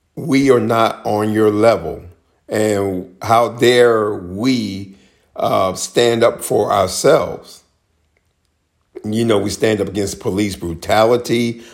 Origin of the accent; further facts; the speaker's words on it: Maryland, United States; my home state of Maryland